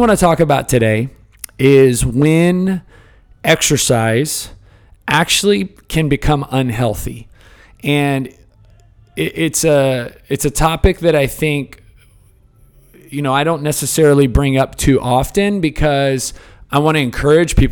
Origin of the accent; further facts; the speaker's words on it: Houston, Texas, United States; I grew up in Houston, kind of the Cypress area